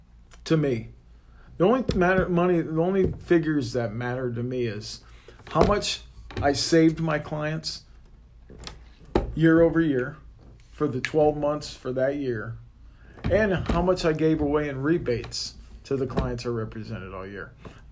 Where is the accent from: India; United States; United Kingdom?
United States; Midwest; I mean, without being raised the way I was raised from the Midwest and from my dad, you know, I learned a lot from him.